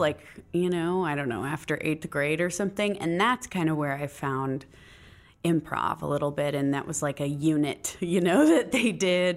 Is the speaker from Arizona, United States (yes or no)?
yes; Phoenix, Arizona, United States; I was born in Phoenix, Arizona.